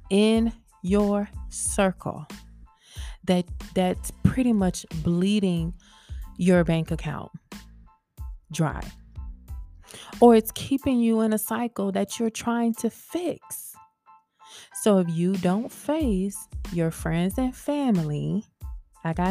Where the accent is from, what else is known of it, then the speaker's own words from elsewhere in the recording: the South, United States; accent: southern; I'm from the South and sometimes my T's and TH's and all that stuff, they kind of get left off